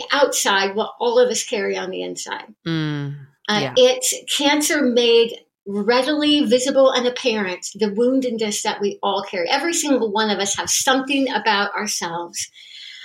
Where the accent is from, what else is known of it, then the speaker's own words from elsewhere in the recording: United States; being an American